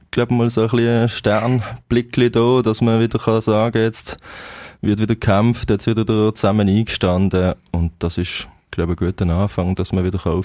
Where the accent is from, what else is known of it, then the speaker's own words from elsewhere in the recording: Basel, Basel-Stadt, Switzerland; Ja, sicher. Als Basler ist das Pflicht, ja